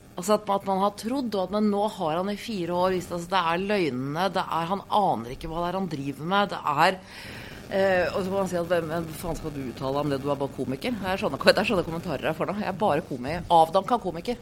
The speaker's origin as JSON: {"language": "Norwegian", "country": "Norway", "said": "hjemme i Norge"}